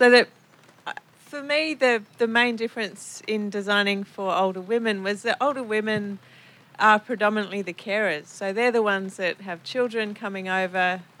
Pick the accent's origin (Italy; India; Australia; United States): Australia; Sydney, New South Wales; I'm from Sydney.